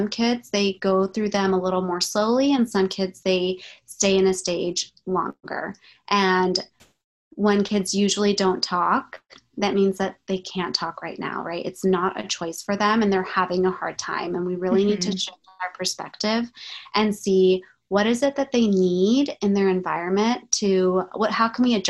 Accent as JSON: {"language": "English", "region": "Maryland", "country": "United States", "tie": "born or raised there", "said": "I grew up in Maryland, and both my parents are Egyptian"}